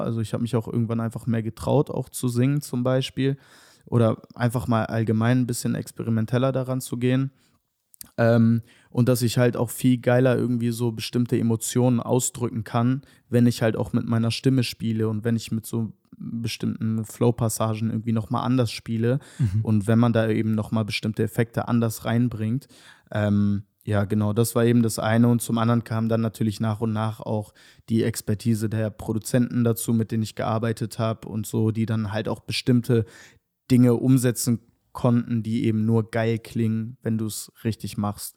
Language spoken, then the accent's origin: German; Hanover, Lower Saxony, Germany; moved away as an adult; now in Berlin, Germany; ich komme aus Hannover ursprünglich. Ähm, genau, ich bin da geboren und aufgewachsen